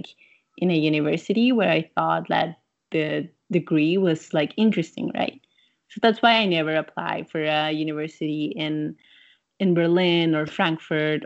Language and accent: English; San Salvador, El Salvador; moved away as an adult; also born or lived in Ansbach, Germany; now in Germany; I come from San Salvador. That's the capital of El Salvador.